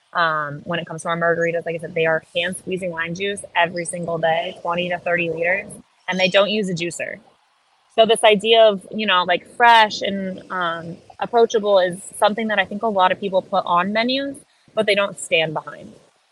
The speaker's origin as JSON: {"language": "English", "town": "Miami", "region": "Florida", "country": "United States", "said": "we're from the South, but we're from Miami South. And the rest of the South is very different."}